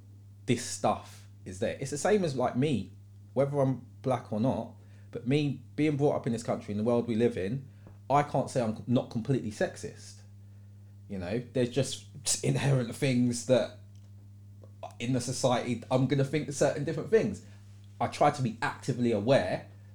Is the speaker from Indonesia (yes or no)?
no; United Kingdom; as a British person, trying to support someone who's that successful on a global stage.